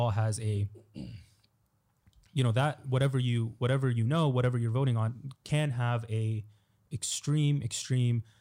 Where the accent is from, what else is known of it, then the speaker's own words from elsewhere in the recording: Egypt; I'm the one from Egypt here.